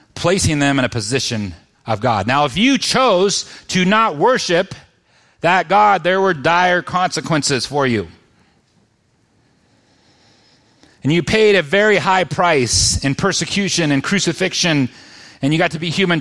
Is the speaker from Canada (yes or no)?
no; United States; As an American